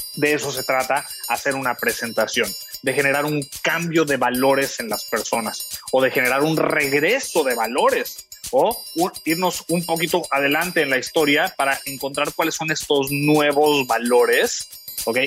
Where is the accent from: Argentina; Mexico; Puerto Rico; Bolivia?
Mexico; yo soy mexicano